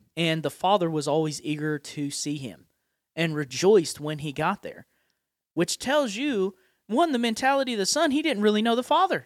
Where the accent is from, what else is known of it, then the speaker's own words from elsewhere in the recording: Appalachia, United States; accent: Appalachian; my Appalachian accent